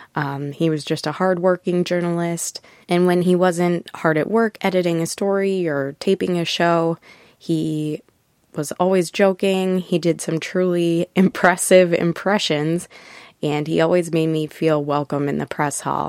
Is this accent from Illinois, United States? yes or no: no; Minnesota, United States; Growing up in Minnesota